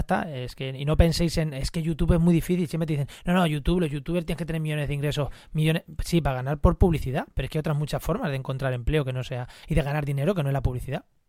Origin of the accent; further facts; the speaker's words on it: Munera, Castilla-La Mancha, Spain; en Munera, en Albacete, o, en, mi pueblo, Munera